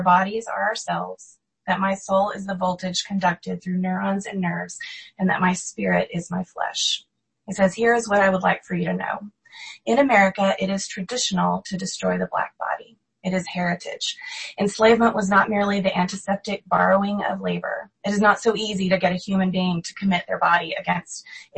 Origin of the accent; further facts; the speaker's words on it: United States; As American Christians